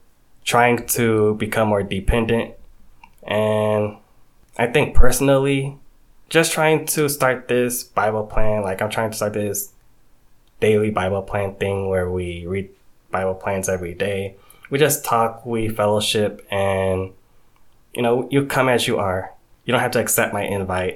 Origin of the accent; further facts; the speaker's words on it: Georgia, United States; also born or lived in New York / Haiti (ancestry); So I grew up in Georgia, went to Georgia State, graduated 2019.